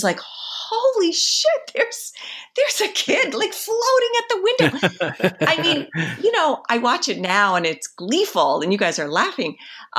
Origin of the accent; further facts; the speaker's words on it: Vermont, United States; also born or lived in Ogunquit, Maine; I grew up in Vermont and I spent summers in Maine in a little town called Ogunquit